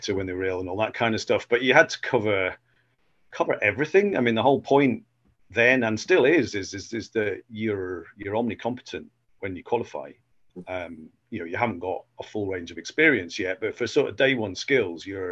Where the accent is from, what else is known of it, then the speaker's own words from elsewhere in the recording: Cheshire, North West England, United Kingdom; moved away as an adult; also born or lived in Edinburgh, Scotland; now in Dumfries, United Kingdom; I was from Cheshire originally